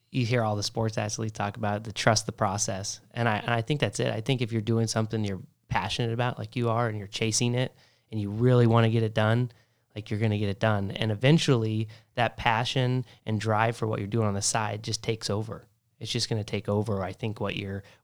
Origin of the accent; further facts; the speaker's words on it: Hilton Head Island, South Carolina, United States; also born or lived in California / Texas / Las Vegas / Oregon; I was born in California, lived in Texas, Las Vegas, Oregon, grew up in Hilton Head Island, and I went all over the place.